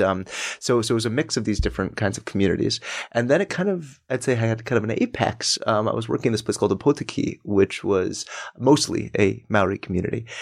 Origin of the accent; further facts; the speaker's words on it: Denver, Colorado, United States; now in New York, United States; I'm from Colorado.